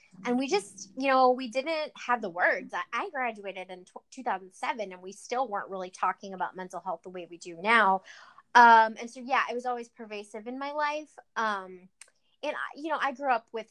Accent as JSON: {"language": "English", "town": "Cleveland", "region": "Ohio", "country": "United States", "tie": "born or raised there", "said": "I'm from Cleveland, Ohio, a suburb of Cleveland, Ohio"}